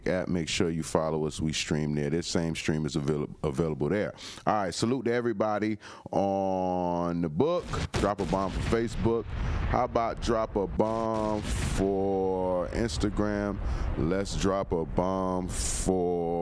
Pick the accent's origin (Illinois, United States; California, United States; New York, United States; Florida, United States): Florida, United States; I'm from Florida